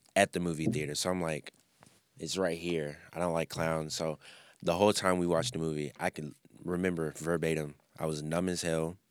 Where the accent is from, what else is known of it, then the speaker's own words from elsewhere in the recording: Memphis, Tennessee, United States; I grew up in Memphis